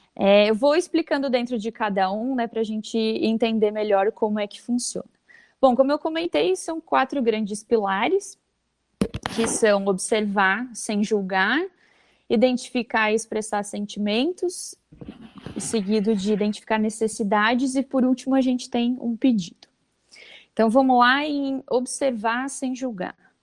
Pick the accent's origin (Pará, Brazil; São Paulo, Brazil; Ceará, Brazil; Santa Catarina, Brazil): Santa Catarina, Brazil; Vale do Itajaí; sou de Santa Catarina mesmo, aqui do Vale do Itajaí